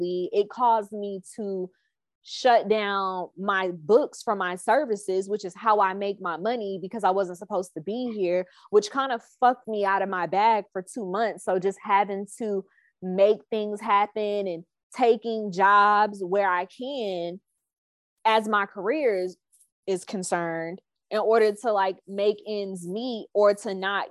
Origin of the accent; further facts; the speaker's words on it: South Carolina, United States; we are from South Carolina